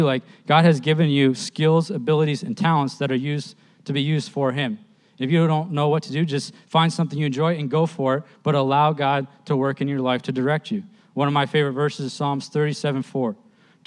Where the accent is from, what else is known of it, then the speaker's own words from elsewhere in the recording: East New York, United States; I grew up in East New York